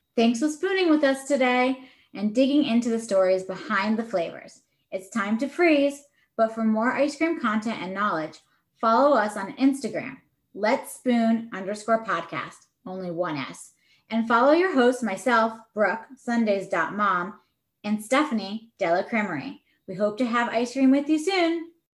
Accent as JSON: {"language": "English", "town": "Bridgeport", "region": "Connecticut", "country": "United States", "tie": "born or raised there", "said": "I grew up in Bridgeport, Connecticut, and like you know, I walked a mile to my local shop"}